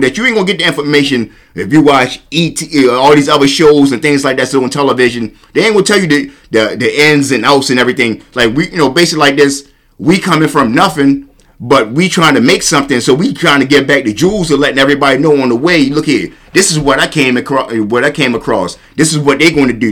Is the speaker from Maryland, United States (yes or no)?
yes; Baltimore, Maryland, United States; shout out to my South Baltimore because I grew up in South Baltimore. I, was raised in South Baltimore for the most part